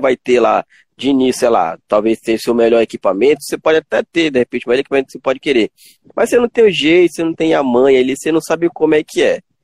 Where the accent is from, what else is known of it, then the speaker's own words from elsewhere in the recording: Tucuruí, Pará, Brazil; Já eu sou do Pará, cidade de Tucuruí